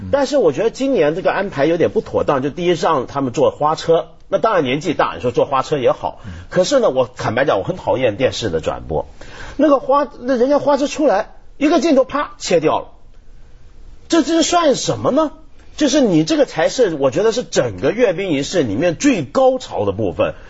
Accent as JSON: {"language": "Chinese", "country": "Taiwan", "tie": "born or raised there", "said": "我记得我小时候在台湾见到"}